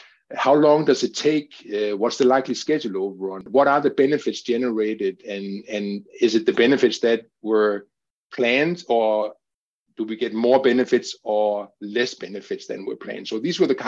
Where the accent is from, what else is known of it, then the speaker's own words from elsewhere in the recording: Denmark; my home country, which is Denmark